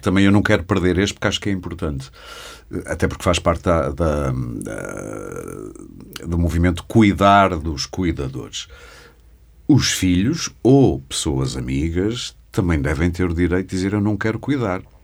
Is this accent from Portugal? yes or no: yes; Porto, Norte, Portugal; Eu sou do Porto